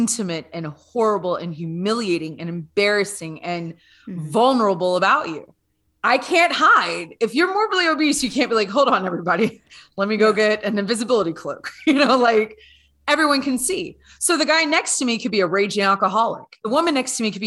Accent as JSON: {"language": "English", "region": "Louisiana", "country": "United States", "moved": "yes", "lives_now": "Canada", "said": "I'm originally from Louisiana."}